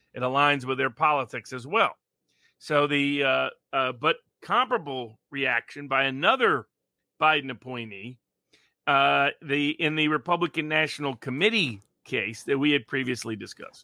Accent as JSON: {"language": "English", "region": "Tennessee", "country": "United States", "also_born_or_lived": "Milwaukee", "said": "I'm from Tennessee"}